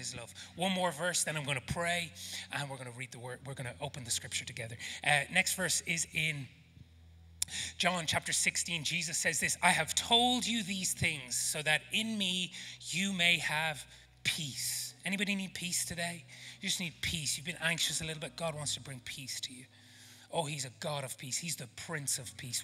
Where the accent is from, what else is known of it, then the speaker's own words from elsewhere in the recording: Ireland; accent: Irish; now in South Africa; my Irish accent